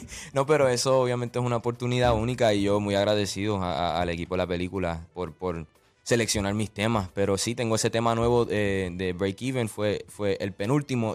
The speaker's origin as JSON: {"language": "Spanish", "town": "Orlando", "region": "Florida", "country": "United States", "said": "yo vengo de Orlando"}